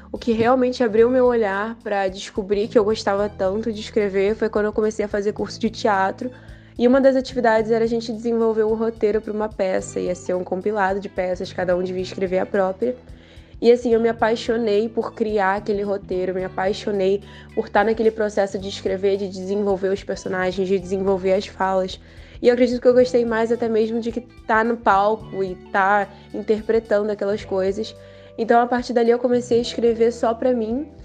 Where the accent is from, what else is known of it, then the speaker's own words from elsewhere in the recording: São Pedro da Aldeia, Rio de Janeiro, Brazil; eu tenho 18 anos, eu sou natural de São Pedro da Aldeia, Rio de Janeiro.